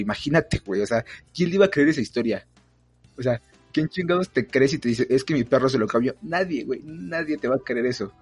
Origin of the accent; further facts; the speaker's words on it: State of Mexico, Mexico; yo también soy del Estado de México